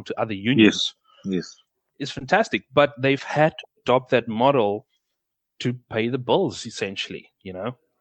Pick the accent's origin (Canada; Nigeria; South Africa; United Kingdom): South Africa; Witbank, Mpumalanga; I was born in Witbank.